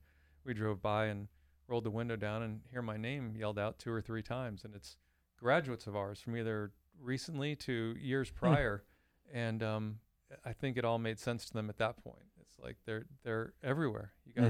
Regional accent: Florida, United States; I grew up in Southeast Florida.

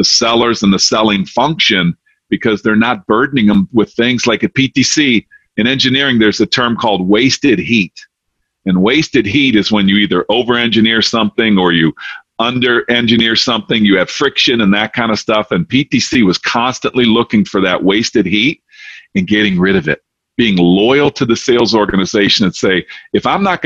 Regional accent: Detroit, Michigan, United States; now in Charlotte, United States; I'm originally from Detroit, and I'm now down in Charlotte

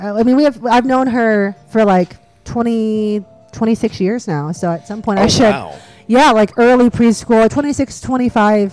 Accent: near Cleveland, Ohio, United States; now in Nashville, United States; I'm from Ohio

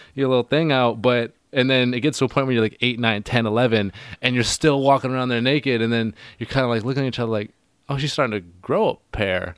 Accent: Hornby Island, British Columbia, Canada; moved away; I'm from Hornby Island

